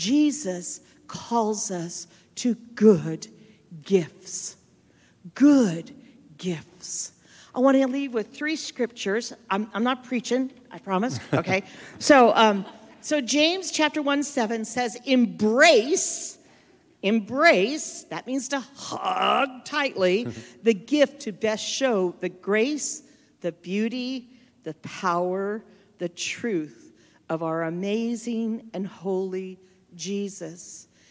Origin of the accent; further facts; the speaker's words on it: Cape Town, Western Cape, South Africa; So I'm from Cape Town.